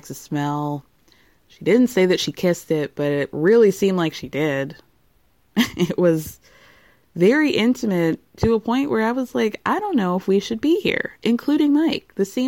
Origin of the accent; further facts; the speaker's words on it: Tunisia; because I am from Tunisia. He's from Morocco.